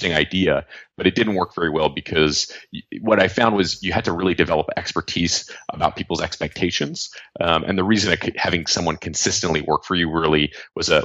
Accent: Los Angeles, California, United States; I grew up here in Los Angeles

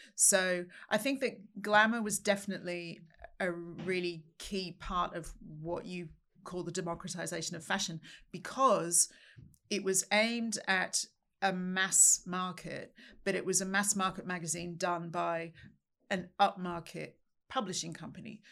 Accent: Sydney, New South Wales, Australia; moved away as an adult; now in United Kingdom; I'm from Australia, grew up in Sydney.

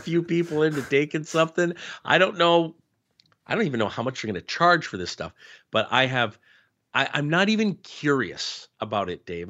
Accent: Ottawa, Ontario, Canada; growing up in Ottawa

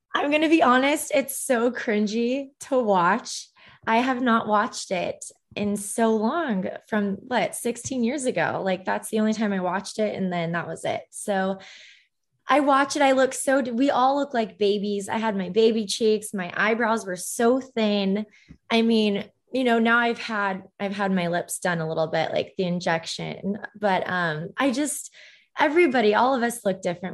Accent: Orange County, California, United States; also born or lived in Los Angeles; I was born in L A, I grew up in Orange County

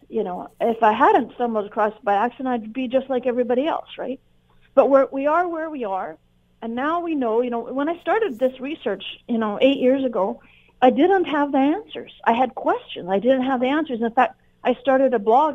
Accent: Canada

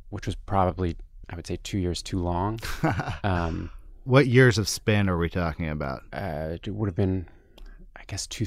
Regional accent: Toronto, Ontario, Canada; moved away as an adult; now in New York, United States; I'm from Toronto, Canada, and I came to New York to try and work in journalism in 2005.

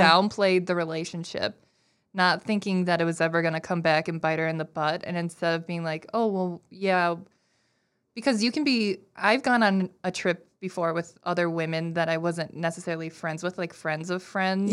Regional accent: Minnesota, United States; I'm very Minnesotan

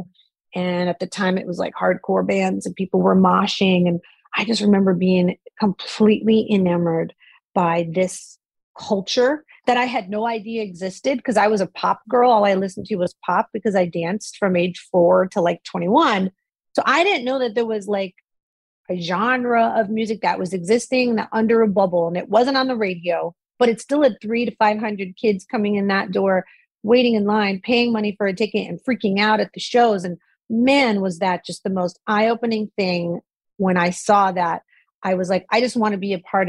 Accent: Scranton, Pennsylvania, United States; I was born in Scranton, Pennsylvania.

